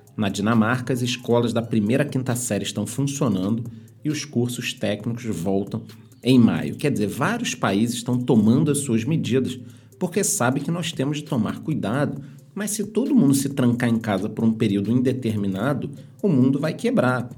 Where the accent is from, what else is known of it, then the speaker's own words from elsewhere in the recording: Brazil; somos brasileiros